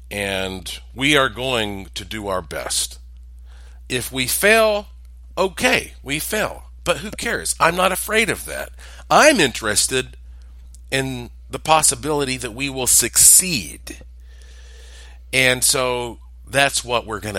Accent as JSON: {"language": "English", "region": "North Carolina", "country": "United States", "said": "I'm from the South. I'm from North Carolina"}